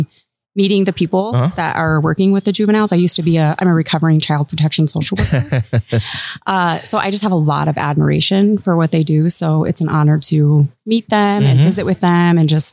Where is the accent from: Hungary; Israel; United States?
United States; O'Neill, Nebraska; now in South Dakota, United States; But I grew up in Nebraska.